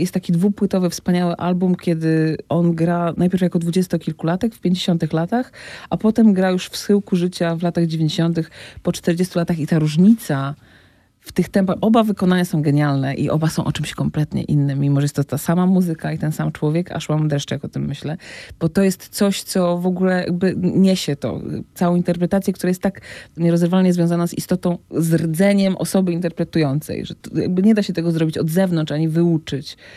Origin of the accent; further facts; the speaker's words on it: Gdynia, Pomeranian Voivodeship, Poland; moved away as an adult; also born or lived in Rumia; now in Warsaw, Poland; pochodzę z Gdyni, bo tam się urodziłam, tam skończyłam liceum